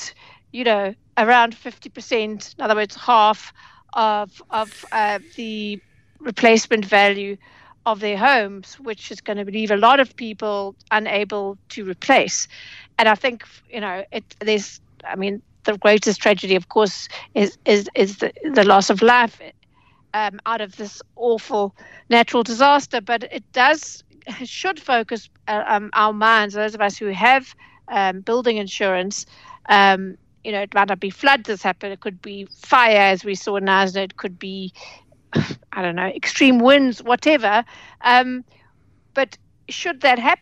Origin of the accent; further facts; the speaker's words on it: KwaZulu-Natal, South Africa; moved away; it's my hometown.